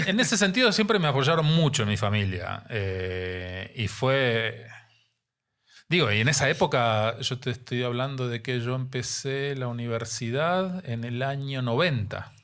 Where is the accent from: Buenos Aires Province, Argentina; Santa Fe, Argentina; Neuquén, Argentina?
Neuquén, Argentina; moved away as an adult; also born or lived in Santa Cruz, Argentina / La Plata, Argentina; now in Mexico City, Mexico; Yo nací en el sur de Argentina, en la Patagonia. Ok. en la provincia de Santa Cruz. Desde muy chiquito, a los cuatro años, mis papás se mudaron a otra provincia dentro de la Patagonia, Neuquén